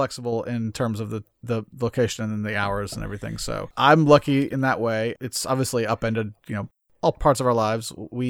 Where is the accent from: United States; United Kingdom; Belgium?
United States; we're American.